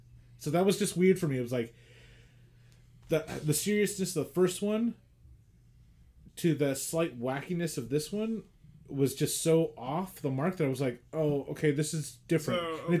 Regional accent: Queens, New York, United States; you're from Queens, I'm from Queens

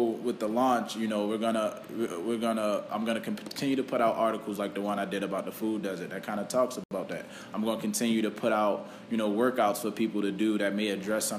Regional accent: Baltimore, Maryland, United States; We grew up in Baltimore City.

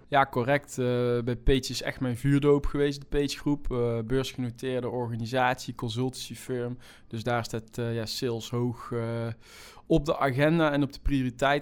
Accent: North Brabant, Netherlands; accent: Brabant; in Brabant, waar ik vandaan kom, zoals iedereen wel kan, eh, kan horen

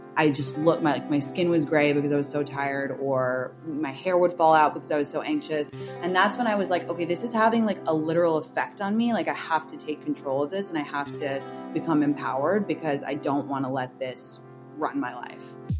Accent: London, United Kingdom; moved away; I grew up in London

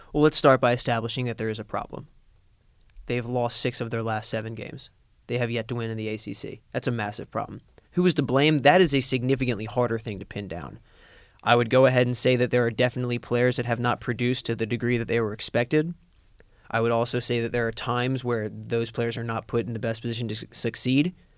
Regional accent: Lancaster, Pennsylvania, United States; my hometown of Lancaster, Pennsylvania

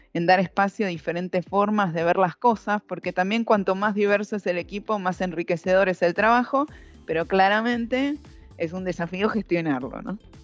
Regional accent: Argentina; moved away as an adult; now in Brazil; siendo mujer y siendo argentina en Brasil

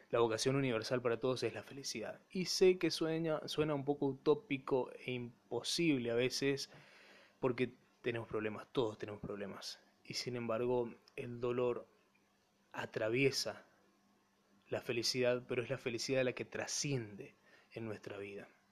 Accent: Empedrado, Corrientes, Argentina; Mi pueblo, Empedrado

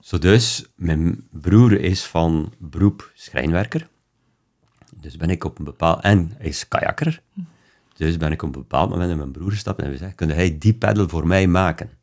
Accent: Belgium; bij ons in België

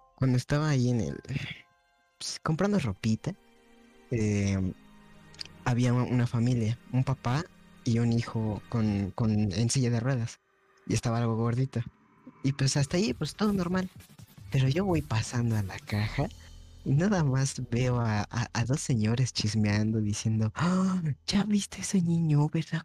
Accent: Chile; nosotros venimos de Chile

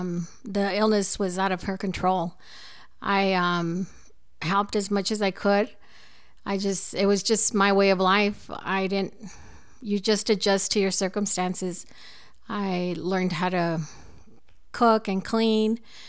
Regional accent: Los Angeles, California, United States; now in El Paso, United States; No, I was actually born and raised in LA. And was born August of 1967.

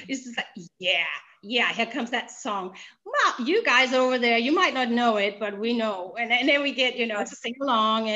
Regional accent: Denmark; English is a second language; in Denmark, I'm Danish, by the way, so excuse me for my language. This English is my second language

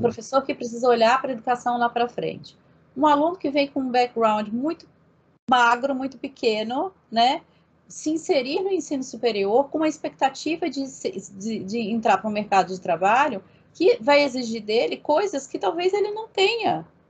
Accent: Brazil

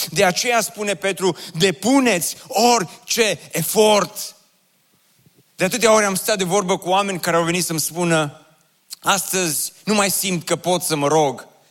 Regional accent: Oradea, Bihor County, Romania; m-am născut în Oradea și am copilărit în cartierul Ioșia pe strada Belșugului

